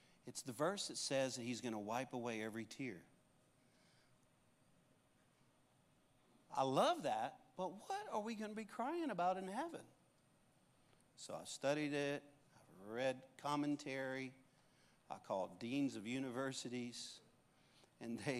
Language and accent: English; Cajun, Louisiana, United States; I am a Cajun